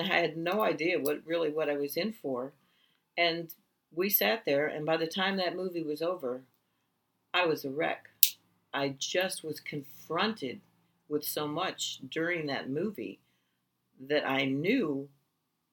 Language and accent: English; Buffalo, New York, United States; I was born in Buffalo, New York, and I do not know my birth parents